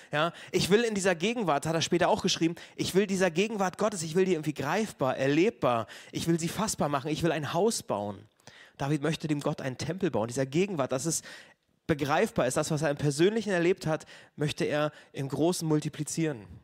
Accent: Neubrandenburg, Mecklenburg-Vorpommern, Germany; Und ich war am Montag bei der Worship Tour dabei in Neubrandenburg und das ist so meine Heimatstadt.

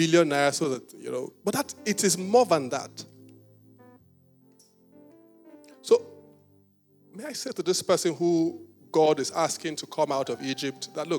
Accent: Benin City, Edo, Nigeria; I was born in Benin City

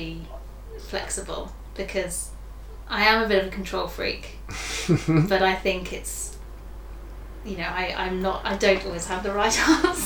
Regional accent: Haywards Heath, South East England, United Kingdom; accent: southeast England; I'm from Sussex. Lovely Sussex originally. We went to school down near a town called Haywards Heath

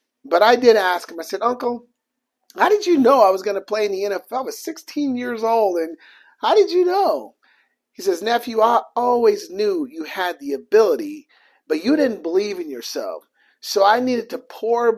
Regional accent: Portland, Oregon, United States; I'm from Portland, Oregon, so my entire family is there

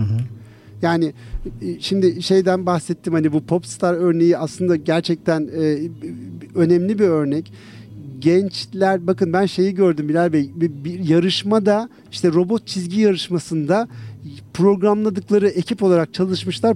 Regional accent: İzmir, Turkey; Ben İzmir, doğma büyüme İzmirliyim.

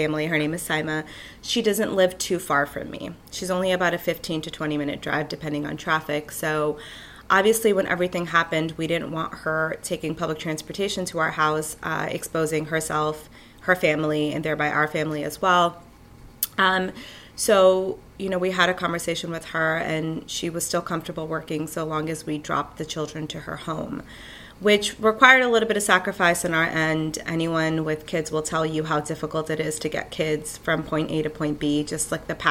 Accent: New York City, New York, United States; I'm from Killer, Queens. I was born and raised here

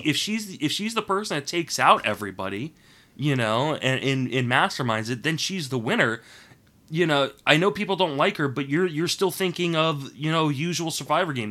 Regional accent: Washington, District of Columbia, United States; I grew up in Washington, D.C.

